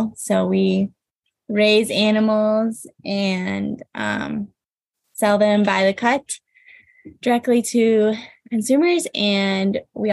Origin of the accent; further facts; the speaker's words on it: Minneapolis, Minnesota, United States; now in Central Michigan, United States; I grew up just outside of Minneapolis in the suburbs.